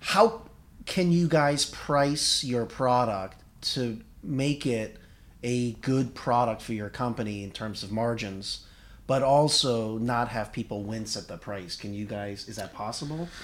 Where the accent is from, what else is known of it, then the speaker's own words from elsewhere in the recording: United States; I'm Korean American, and I, I'm a bad Korean.